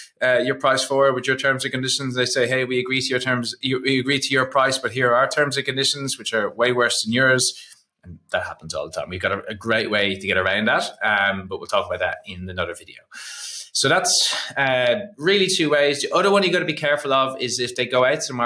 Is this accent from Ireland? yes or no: yes; Ireland; I'm Irish